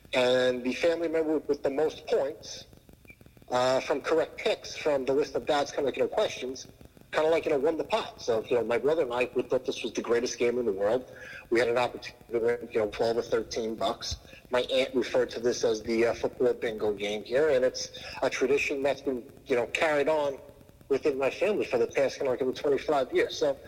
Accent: Long Island, New York, United States; I grew up on Long Island, New York.

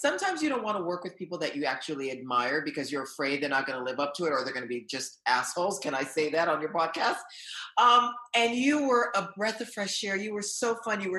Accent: Haiti; English is a second language; now in Los Angeles, United States; I'm an immigrant. I was born in Haiti. I didn't know a word of English until I watched Sesame Street.

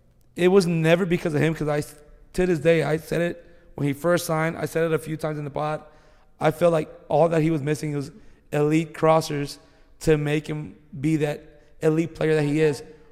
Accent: United States; I'm American. I was born in the U.S.

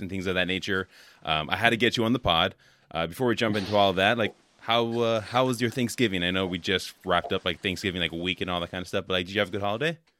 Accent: California, United States; now in Wisconsin, United States; I'm from California originally

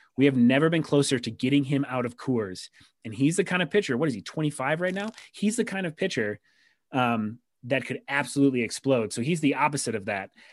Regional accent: Rochester, New York, United States; my hometown minor league team, the Rochester Red Wings

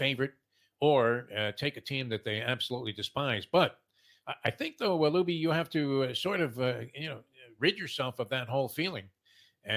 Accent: New York, United States; now in South Florida, United States; I grew up in New York

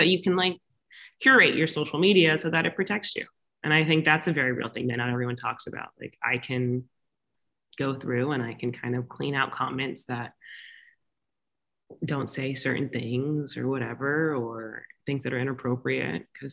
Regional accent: Florida, United States; now in Los Angeles, United States; I'm from Florida, born and raised there

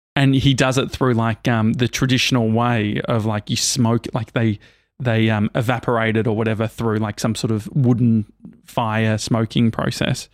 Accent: Australia; I'm from Australia

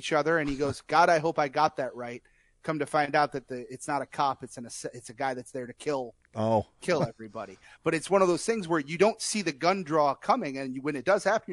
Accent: Detroit, Michigan, United States; my hometown

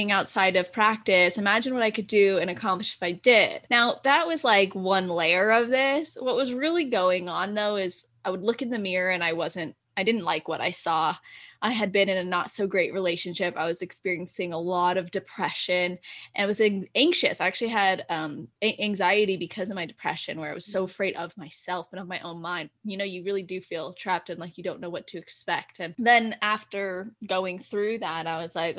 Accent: California, United States; I was born and raised in Cali, just turned 24 in December, and I live in California

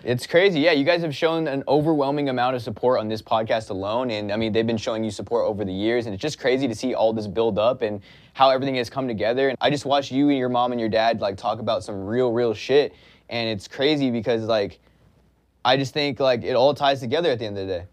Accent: Pasadena, California, United States; I was born and raised in Los Angeles, California, more specifically a small town called Pasadena

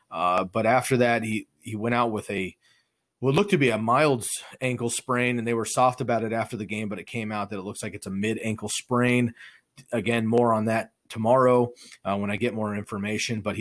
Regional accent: Bay Area, outside San Francisco, California, United States; myself, Daniel, and Curly, all grew up in the Bay Area. We grew up outside of San Francisco.

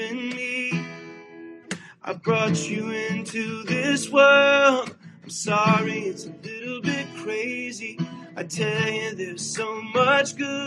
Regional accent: Nashville, Tennessee, United States; I grew up in Nashville, Tennessee, and I grew up on country and top 40.

